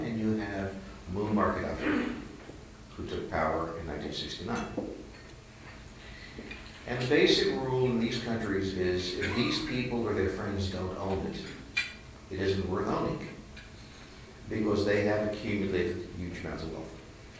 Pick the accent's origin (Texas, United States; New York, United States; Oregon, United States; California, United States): New York, United States; moved away; I'm not from New York, I'm from the Bronx.